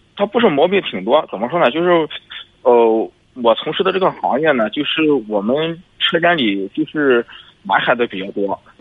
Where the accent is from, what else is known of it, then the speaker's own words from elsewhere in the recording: Zhangqiu, Shandong, China; 我老家是张秋的